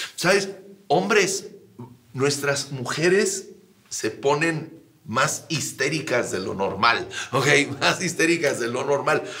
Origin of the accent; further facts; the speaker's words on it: Sierra de Chihuahua, Mexico; also born or lived in Ciudad Juárez / El Paso, Texas; Yo crecí en la Sierra de Chihuahua